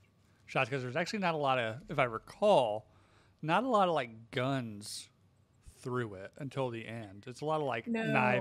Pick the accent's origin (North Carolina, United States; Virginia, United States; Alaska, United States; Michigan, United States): North Carolina, United States; Richie Rich also filmed in my hometown with the Biltmore Estates.